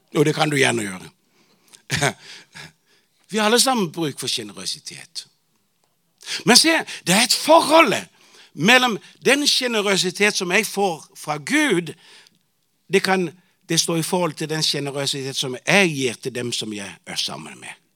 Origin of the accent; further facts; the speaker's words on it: Bornholm, Capital Region of Denmark, Denmark; Norwegian is a second language; moved away as an adult; also born or lived in Tanzania; now in Arusha, Tanzania; jeg vokste jo opp i Pinsum menighet på Bornholm